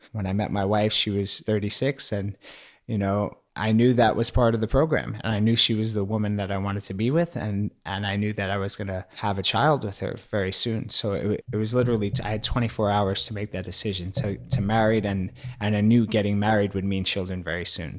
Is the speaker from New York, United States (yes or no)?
yes; New York City, New York, United States; growing up in New York City